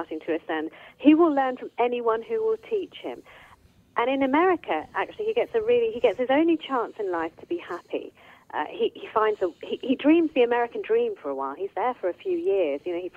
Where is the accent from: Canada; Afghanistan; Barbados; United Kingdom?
United Kingdom; born in Britain